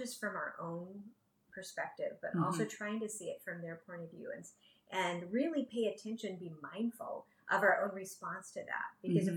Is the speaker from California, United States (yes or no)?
yes; San Francisco Bay Area, California, United States; I grew up in the San Francisco Bay Area in a really diverse culture environment.